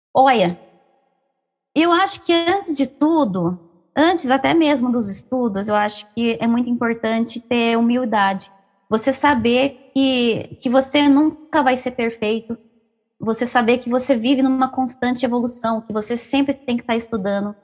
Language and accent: Portuguese; Socorro, São Paulo, Brazil; eu sou da cidade de Socorro, interior de São Paulo